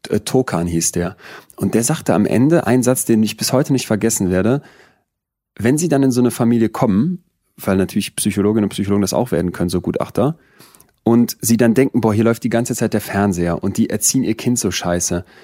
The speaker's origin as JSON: {"language": "German", "town": "Solingen", "region": "North Rhine-Westphalia", "country": "Germany", "tie": "born or raised there", "said": "beim Essen gehen mit den Eltern in Solingen, wo ich groß geworden bin?"}